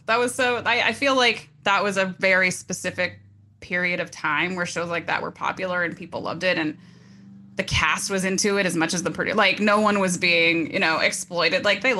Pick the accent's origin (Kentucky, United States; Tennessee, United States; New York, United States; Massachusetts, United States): Tennessee, United States; Bristol; moved away as an adult; also born or lived in Orange County, California; now in Los Angeles, United States; I'm from Tennessee. I'm from a teeny tiny little town called Bristol, Tennessee.